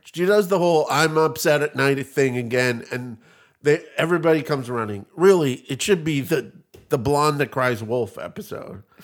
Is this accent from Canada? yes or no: yes; Canada; now in United States; I'm Canadian. I realize that. I live in America